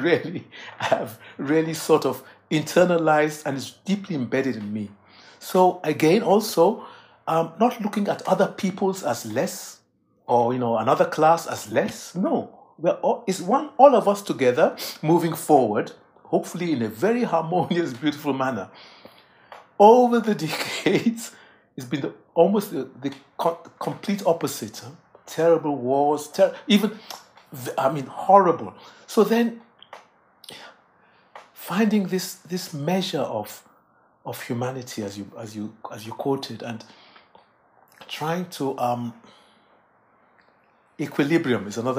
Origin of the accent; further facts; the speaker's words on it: England, United Kingdom; born there; at the time I was born in England, were students from the colony Nigeria